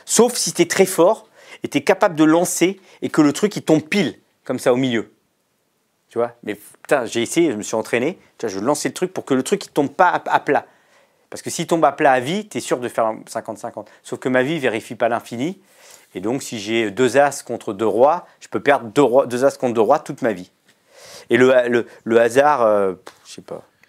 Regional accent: France; je suis né en France et que mon petit club de quartier, il était subventionné

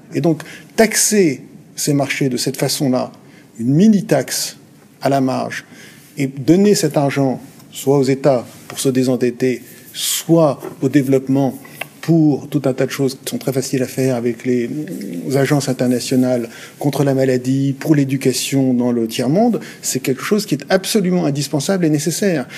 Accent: France; quand on est français

